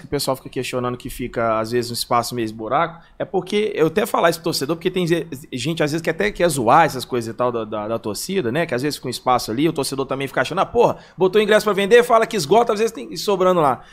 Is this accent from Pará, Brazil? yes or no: no; Belo Horizonte, Minas Gerais, Brazil; eu sempre fui daqui de BH